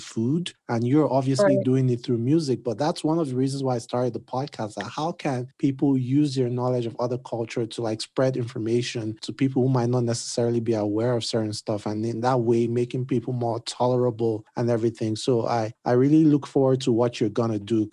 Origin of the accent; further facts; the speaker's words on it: Nigeria; I'm Nigerian